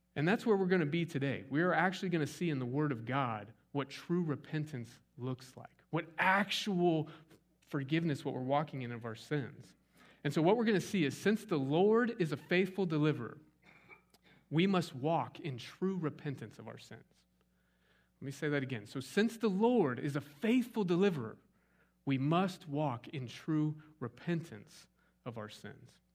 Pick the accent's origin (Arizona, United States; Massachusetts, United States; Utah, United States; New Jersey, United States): Arizona, United States; Scottsdale; now in East Texas, United States; I grew up in Scottsdale, Arizona.